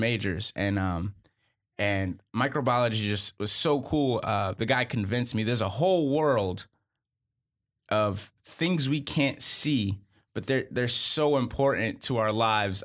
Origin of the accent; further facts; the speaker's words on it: Charlotte, North Carolina, United States; also born or lived in Boston; I'm originally from Boston, and I grew up in Charlotte